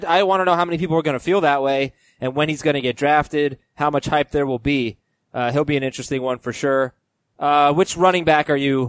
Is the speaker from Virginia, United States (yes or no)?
no; Florida, United States; moved away; also born or lived in New York; I grew up in Florida, Nick. I was a Floridian.